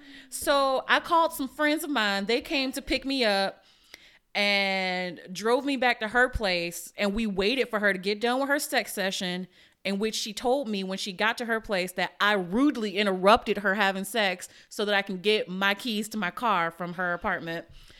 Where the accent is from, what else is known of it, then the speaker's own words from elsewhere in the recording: Virginia, United States; So here's an awkward story. I'm originally from Virginia and went to undergrad there.